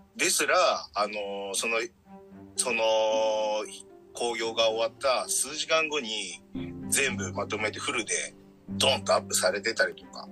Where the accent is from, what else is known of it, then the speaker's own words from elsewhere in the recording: Fukui, Japan; 同じ福井県出身